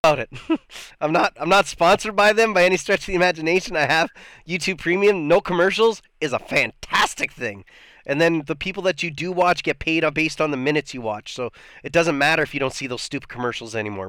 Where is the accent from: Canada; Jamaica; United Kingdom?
Canada; I'm Canadian